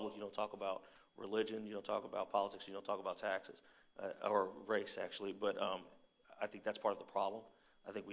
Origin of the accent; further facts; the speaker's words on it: Indianapolis, Indiana, United States; I grew up in the Meridian-Kessler area